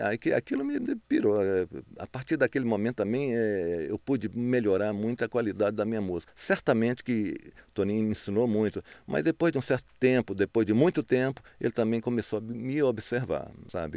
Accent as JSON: {"language": "Portuguese", "town": "Montes Claros", "region": "Minas Gerais", "country": "Brazil", "also_born_or_lived": "Belo Horizonte", "moved": "as an adult", "said": "eu saí de Montes Claros, saí com, de lá com 18 anos. Aí eu fui para Belo Horizonte."}